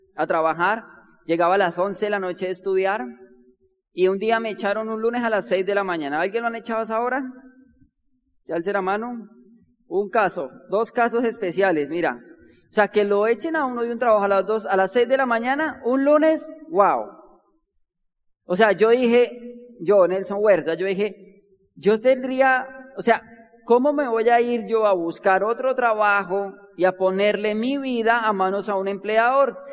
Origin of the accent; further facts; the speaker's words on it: Bogotá, Colombia; nosotros nacimos y nos criamos en Bogotá